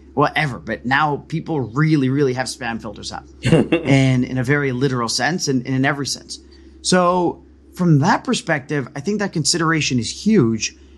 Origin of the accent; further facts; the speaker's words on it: United States; moved away; also born or lived in Connecticut / Cusco, Peru; I'm Indian, 'cause again, I, I grew up in New York and Connecticut